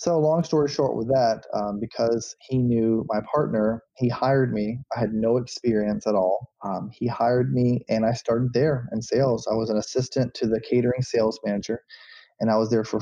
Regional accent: Auburndale, Florida, United States; also born or lived in Bartow, Florida; I was born in a small town in Central Florida called Bartow. And then I grew up in another small town called Auburndale

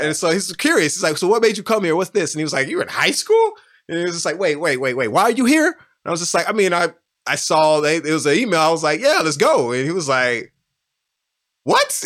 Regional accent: Houston, Texas, United States; moved away as an adult; now in Austin, United States; I grew up on South West Side of Houston

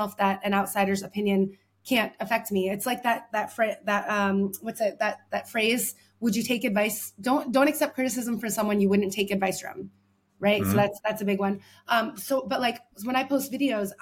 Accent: United States; moved away as an adult; now in Paris, France; I'm an American living in Paris

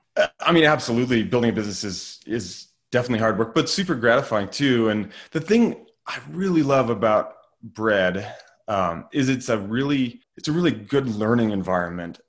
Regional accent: Lander, Wyoming, United States; now in Driggs, United States; I grew up in Lander, Wyoming, so just about four hours down the road.

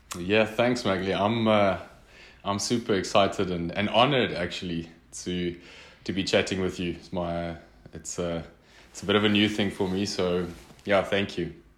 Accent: northern South Africa, South Africa; also born or lived in Mozambique; I grew up in in the Afrikaans speaking northern part of South Africa

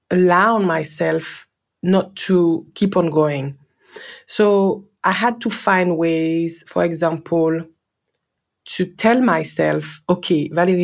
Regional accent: France; accent: French; English is a second language; moved away as an adult; now in Australia; my French accent was so, so strong

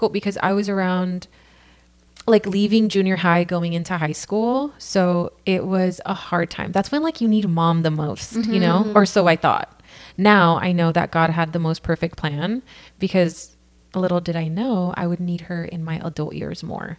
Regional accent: Santa Ana, California, United States; now in Costa Mesa, United States; I come from here, California. I'm born and raised. I grew up in Santa Ana and now Costa Mesa

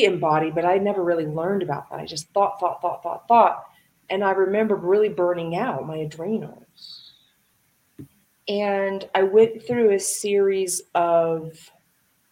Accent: Dayton, Ohio, United States; I grew up in Dayton, Ohio, and I grew up with a single mom

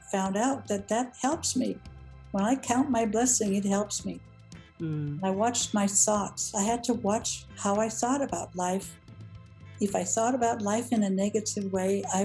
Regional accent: Denmark; moved away as an adult; also born or lived in Downey, California; now in United States; I grew up in Denmark and came to the United States when I was 19.

